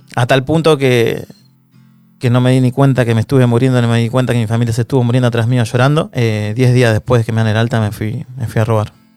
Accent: Don Torcuato, Buenos Aires Province, Argentina; also born or lived in San Fernando; soy de Don Torcuato, nací en el hospital de San Fernando, pero me crié y viví toda mi vida en Don Torcuato

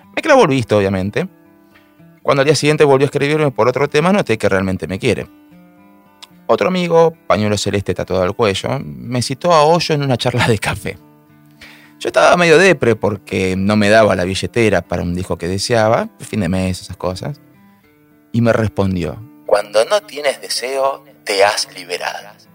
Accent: Buenos Aires, Argentina; soy de Buenos Aires, Argentina.

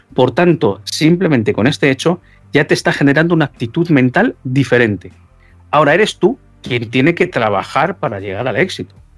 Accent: Spain; yo como soy español

